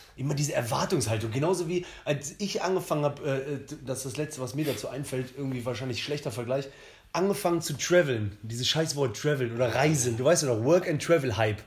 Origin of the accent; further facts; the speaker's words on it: Cologne, North Rhine-Westphalia, Germany; als Kölner